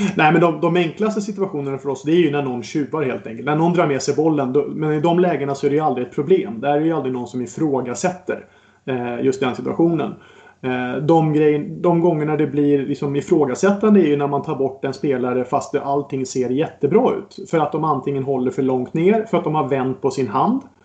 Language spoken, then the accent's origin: Swedish; Botkyrka, Stockholm County, Sweden; så är jag uppväxt ute i norra Botkyrka